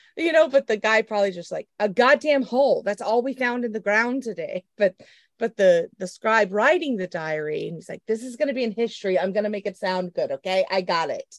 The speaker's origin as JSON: {"language": "English", "region": "Oklahoma", "country": "United States", "tie": "born or raised there", "said": "I'm from Oklahoma, born and raised, the great state, Oklahoma"}